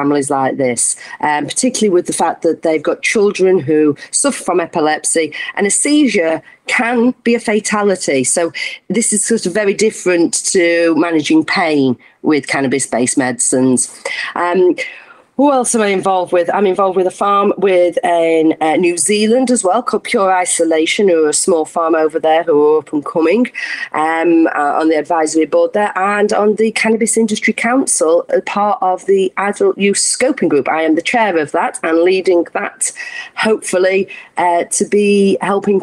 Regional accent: Sheffield, Yorkshire and the Humber, United Kingdom; I'm from Sheffield.

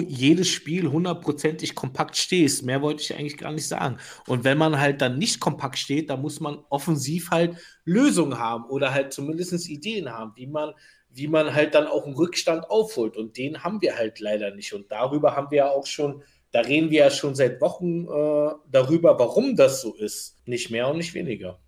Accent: Berlin, Germany; ich bin Berliner

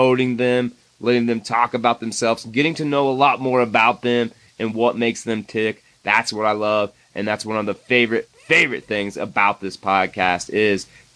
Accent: Indiana, United States; moved away; my home state of Indiana

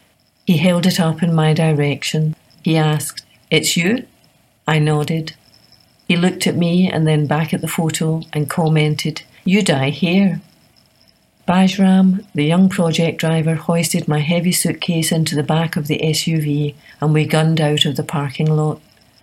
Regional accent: San Jose, California, United States; President Clinton was visiting my hometown in San Jose, California, as part of his re-election campaign.

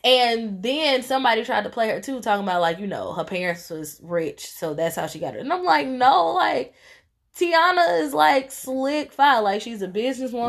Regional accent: Tennessee, United States; I'm from Tennessee.

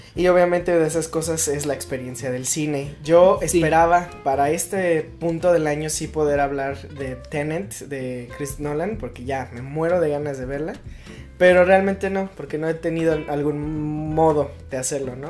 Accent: Mexico; a mí como mexicano

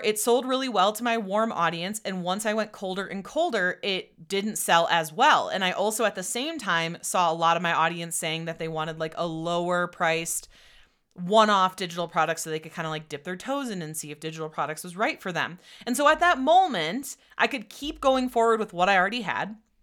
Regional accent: Wisconsin, United States; moved away as an adult; also born or lived in Austin, Texas; we're both originally from Wisconsin

